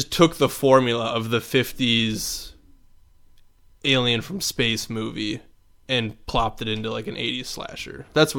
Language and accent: English; Midwest, United States; accent: Midwestern; our Midwestern accents sounded like Canadians.